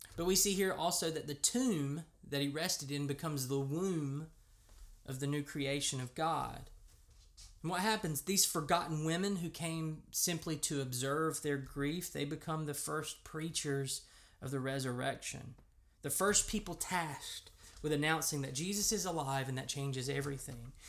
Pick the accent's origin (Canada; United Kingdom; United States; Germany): United States; accent: American; if you're like me, and you grew up in America